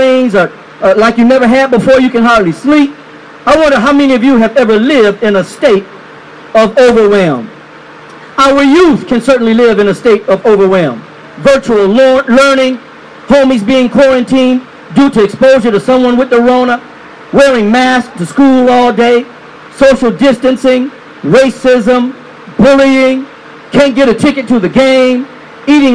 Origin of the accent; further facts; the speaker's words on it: Michigan, United States; moved away as an adult; also born or lived in California / South Carolina; now in Georgia, United States; I grew up in Michigan